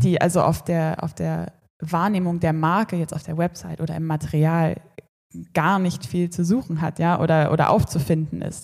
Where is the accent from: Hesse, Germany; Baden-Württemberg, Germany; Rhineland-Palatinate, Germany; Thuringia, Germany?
Thuringia, Germany; Erfurt; moved away as an adult; ich bin in Erfurt aufgewachsen